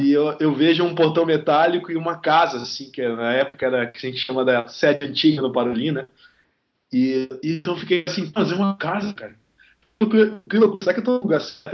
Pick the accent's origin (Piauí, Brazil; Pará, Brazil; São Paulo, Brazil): Pará, Brazil; Belém; moved away as an adult; now in Curitiba, Brazil; eu não sou de Curitiba, eu, moro, eu, eu não sou de tipo, Belém do Pará, então eu fui para Curitiba estudar